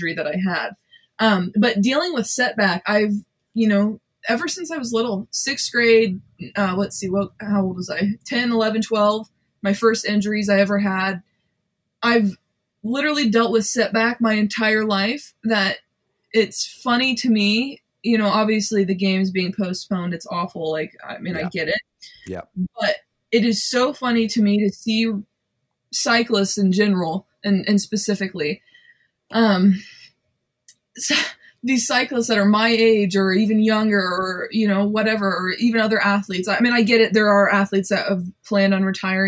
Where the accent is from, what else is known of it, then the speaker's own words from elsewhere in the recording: United States; I'm an American